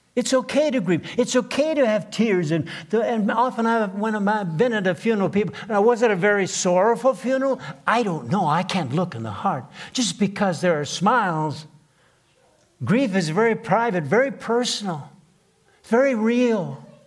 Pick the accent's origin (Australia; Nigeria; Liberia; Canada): Canada; southeastern Manitoba; first language Plautdietsch (Low German); English is a second language; I couldn't speak a word of English when I was first grade. Born in a log cabin in southeastern Manitoba